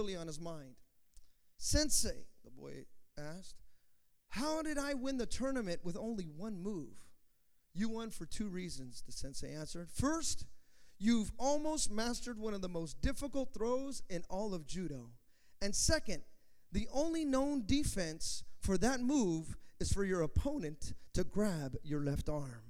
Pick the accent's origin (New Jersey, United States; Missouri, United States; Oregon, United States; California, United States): California, United States; Hayward; I'm from Hayward, you know, California, United States